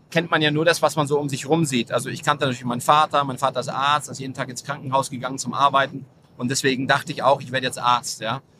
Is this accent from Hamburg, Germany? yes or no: no; Munich, Bavaria, Germany; also born or lived in Nuremberg; also ich bin, ich bin in München geboren, ich bin in München zur Grundschule gegangen, ich bin dann mit meinen Eltern nach Nürnberg gezogen.